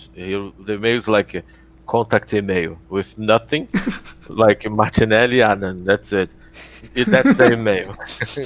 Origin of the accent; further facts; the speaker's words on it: Rio de Janeiro, Brazil; also born or lived in Montreal, Canada / Ouro Preto, Brazil; I'm from Rio, and I study in Rio.